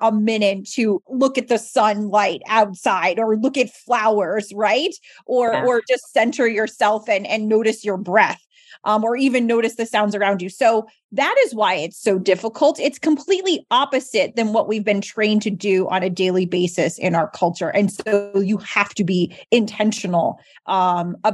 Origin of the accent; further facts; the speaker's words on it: New Jersey, United States; also born or lived in Philadelphia / Boston; come back home to New Jersey, where I'm from